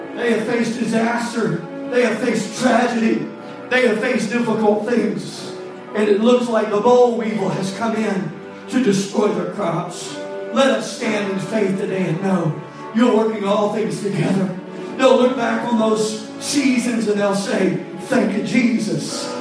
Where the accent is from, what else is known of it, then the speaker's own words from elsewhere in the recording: North Louisiana, United States; now in South Louisiana, United States; we're from North Louisiana